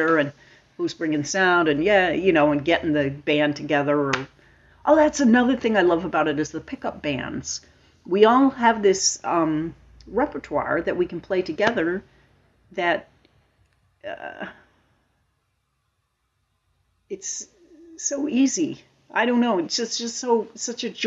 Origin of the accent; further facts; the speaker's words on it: Lincoln, Massachusetts, United States; now in Falmouth, United States; I grew up in Lincoln, Massachusetts, and Ted Sinella had these dances